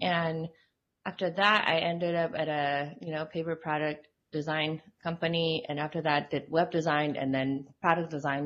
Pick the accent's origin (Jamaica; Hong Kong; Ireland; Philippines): Hong Kong; now in Utah, United States; I grew up in Hong Kong and I've been in Utah for like the past 12 years